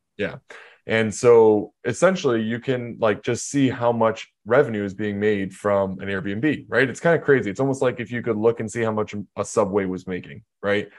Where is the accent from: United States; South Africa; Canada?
Canada; So I'm from Canada